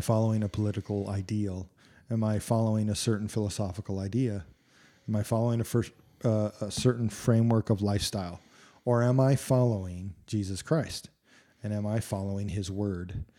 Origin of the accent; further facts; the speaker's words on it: United States; I love being an American.